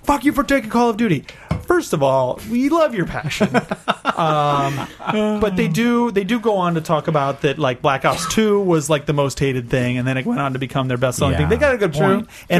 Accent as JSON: {"language": "English", "country": "United States", "said": "Because I'm from America."}